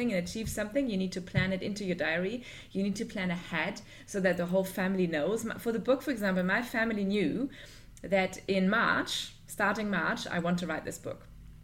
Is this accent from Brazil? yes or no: no; Germany; now in Dubai, United Arab Emirates; I'm originally from Germany, but I live in Dubai with my family